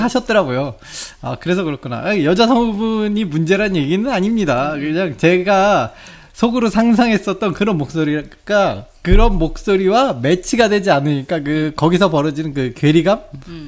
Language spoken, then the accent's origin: Korean; South Korea; 저 어렸을 때부터 한국에 살았는데